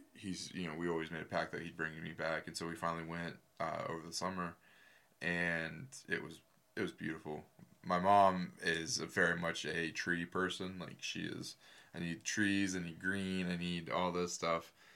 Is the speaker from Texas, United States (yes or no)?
no; Earlton, Florida, United States; also born or lived in Gainesville, Florida; we didn't live in Gainesville. We lived, uh, we actually lived in this little, like, offshoot town called Earlton